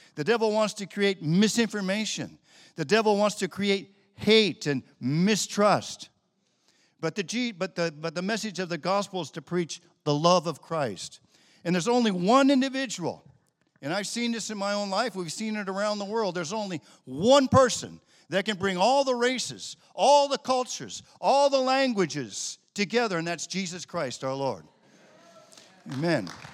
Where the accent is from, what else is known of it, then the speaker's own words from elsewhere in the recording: United States; also born or lived in Italy; we that are born and raised in America